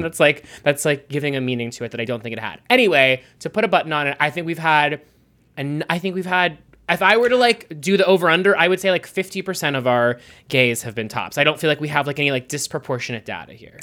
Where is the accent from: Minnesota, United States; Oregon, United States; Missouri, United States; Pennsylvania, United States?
Pennsylvania, United States; Pittsburgh; I'm from Pittsburgh, and my grandmother would say, "Whooshing machine?"